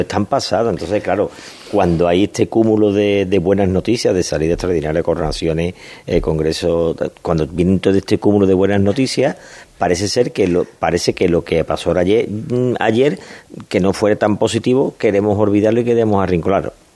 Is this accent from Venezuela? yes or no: no; Seville, Andalusia, Spain; los sevillanos más o menos mm, queremos